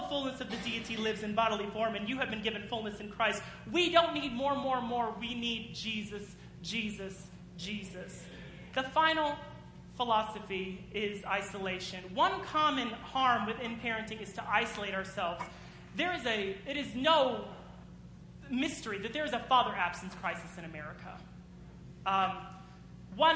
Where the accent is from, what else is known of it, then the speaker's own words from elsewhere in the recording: United States; as American people